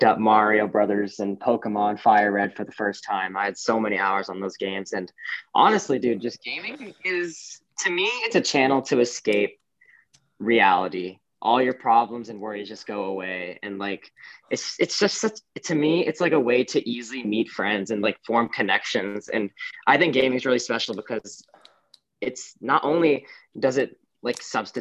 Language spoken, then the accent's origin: English; Johns Creek, Georgia, United States; moved away as an adult; now in Berkeley, United States; I am from Johns Creek, Georgia